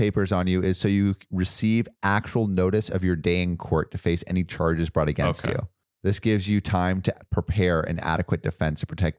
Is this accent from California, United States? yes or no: yes; California, United States; I'm from California.